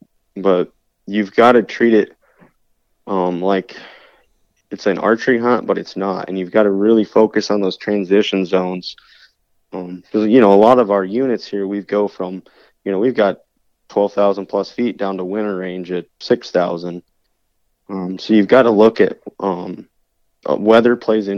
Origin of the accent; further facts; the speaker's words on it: Meeker, Colorado, United States; also born or lived in New Castle, Colorado / Glenwood Springs, Colorado; growing up in Meeker, I mean, just on our little ranch